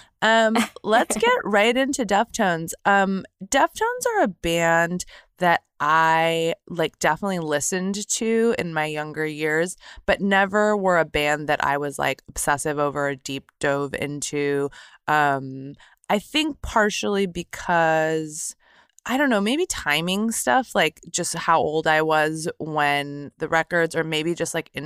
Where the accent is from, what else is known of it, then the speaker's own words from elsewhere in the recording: Torrance, California, United States; I grew up in Torrance, California, which is in the South Bay region of Southern California